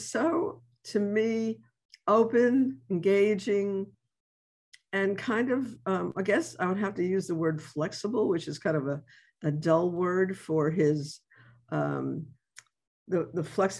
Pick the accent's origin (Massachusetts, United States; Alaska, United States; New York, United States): New York, United States; now in New Orleans, United States; I grew up with jazz in New York as a kid